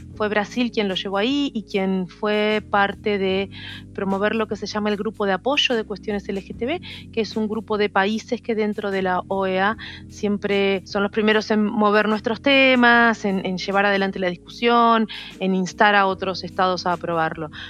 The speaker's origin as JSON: {"language": "Spanish", "town": "Rosario", "region": "Santa Fe", "country": "Argentina", "moved": "as an adult", "lives_now": "Buenos Aires, Argentina", "said": "Yo soy de Rosario, que es una ciudad que está a unas cuatro horas en ómnibus desde acá y vine justamente para estudiar la carrera de biología"}